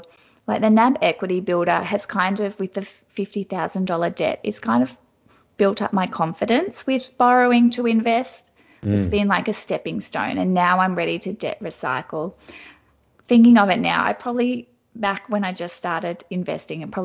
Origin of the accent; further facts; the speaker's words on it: Australia; Wagner's Concrete because they're from my hometown